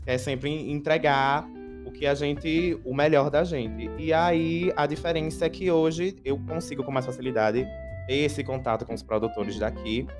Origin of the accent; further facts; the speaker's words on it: Aracaju, Sergipe, Brazil; Eu sou um cantor independente daqui de Aracaju, Sergipe